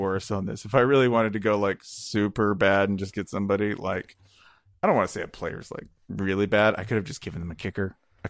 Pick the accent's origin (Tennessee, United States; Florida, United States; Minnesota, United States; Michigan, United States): Tennessee, United States; Nashville; I was born in Nashville.